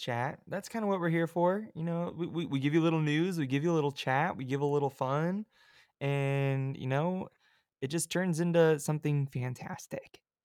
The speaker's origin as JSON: {"language": "English", "region": "California", "country": "United States", "said": "I'm from California"}